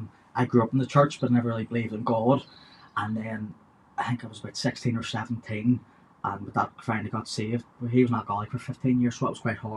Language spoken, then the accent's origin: English; Carrickfergus, Northern Ireland, United Kingdom; I'm Carrick Fergus.